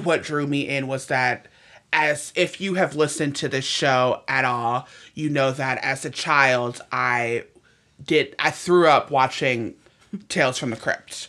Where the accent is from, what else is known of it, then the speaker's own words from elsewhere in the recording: Cleveland, Ohio, United States; moved away; I'm from Cleveland originally